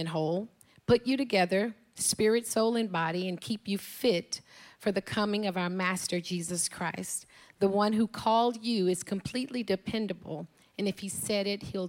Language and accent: English; Dallas, Texas, United States; also born or lived in Houston, Texas; I grew up in Houston, Texas. I was raised by my grandparents